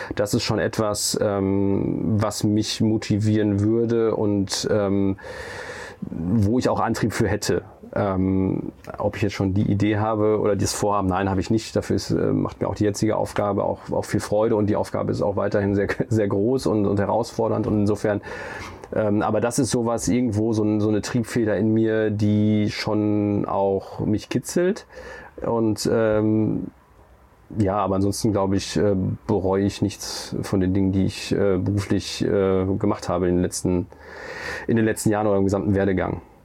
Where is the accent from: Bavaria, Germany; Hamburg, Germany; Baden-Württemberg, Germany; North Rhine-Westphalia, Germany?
North Rhine-Westphalia, Germany; Olpe; born or raised there; moved away; also born or lived in Siegen